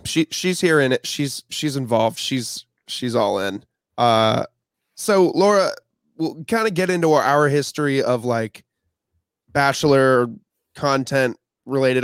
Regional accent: Champaign, Illinois, United States; I am from the Midwest as well. Um, I was born in, uh, Champaign, Illinois.

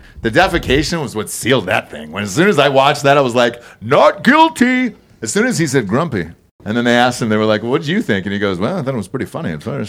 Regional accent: Georgia, United States; I'm from Georgia, dude.

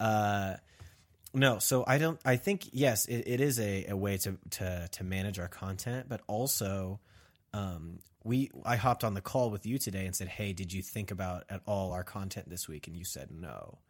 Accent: Kansas, United States; I'm from Kansas

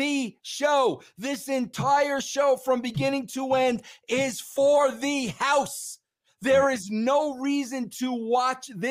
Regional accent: Long Island, New York, United States; I grew up in Long Island, New York

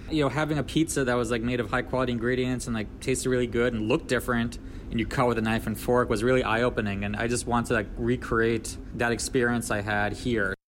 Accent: New York City, New York, United States; I was actually born in Brooklyn

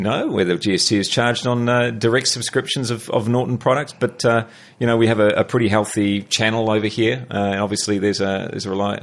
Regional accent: New Zealand; moved away as an adult; now in Melbourne, Australia; I'm a Kiwi

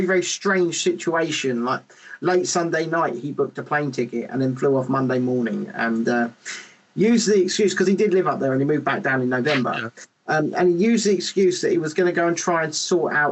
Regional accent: England, United Kingdom; Especially as an English person

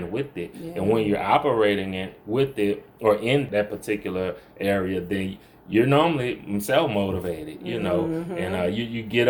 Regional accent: New Orleans, Louisiana, United States; moved away as an adult; now in Monroe, United States; I'm originally from New Orleans. That's where I grew up, and my formative years were spent there

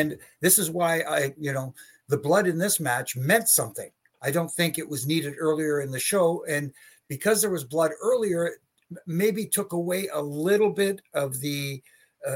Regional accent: Canada; I'm from Canada

